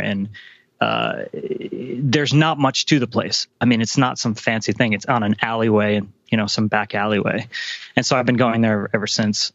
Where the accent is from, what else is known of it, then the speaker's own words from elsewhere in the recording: Rhode Island, United States; I'm Italian American, both sides of my family, both my my mother's side, my father's side, and my wife too. So we both we grew up culturally, you know, the same um, in Rhode Island